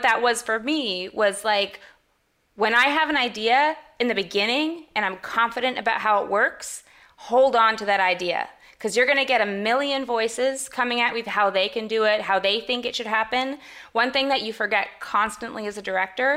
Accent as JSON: {"language": "English", "country": "Canada", "said": "I'm Canadian as well"}